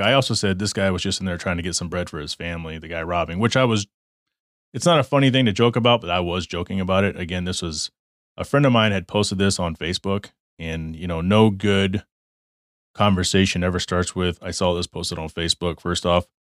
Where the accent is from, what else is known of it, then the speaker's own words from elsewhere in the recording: Texas, United States; moved away as an adult; also born or lived in Michigan; now in Arizona, United States; I grew up in Texas.